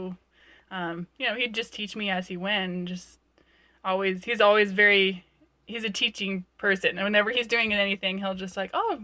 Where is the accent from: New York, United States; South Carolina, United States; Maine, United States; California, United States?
California, United States; Ventura County, Southern; I grew up in Ventura County, so Southern California girl